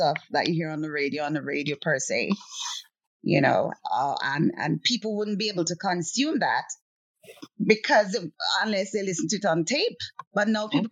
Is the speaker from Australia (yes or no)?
no; Jamaica; moved away; a Jamaican living over here